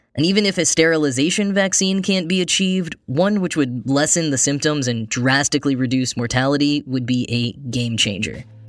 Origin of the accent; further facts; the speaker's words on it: Grapevine, Texas, United States; moved away; also born or lived in New York; I grew up in a town called Grapevine, Texas